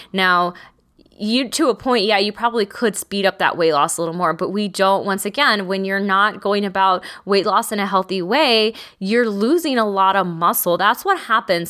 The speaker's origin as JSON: {"language": "English", "region": "Texas", "country": "United States", "said": "I'm from Texas"}